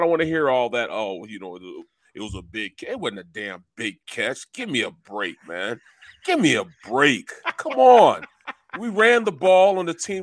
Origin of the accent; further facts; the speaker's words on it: St. Louis, Missouri, United States; I'm from Saint Louis. I'm from Missouri